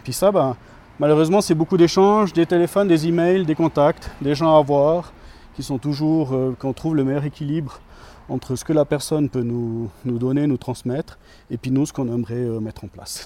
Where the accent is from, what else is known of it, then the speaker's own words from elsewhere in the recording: Grimentz, Valais, Switzerland; moved away as an adult; je suis un natif de, de Grimans, donc euh, j'ai vécu toute mon enfance ici jusqu'à à peu près 25 euh, ans